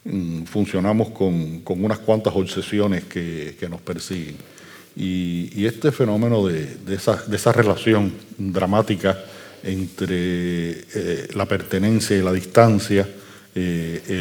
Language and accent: Spanish; Basque Country, Spain; now in Cuba; no, es que además yo soy vasco.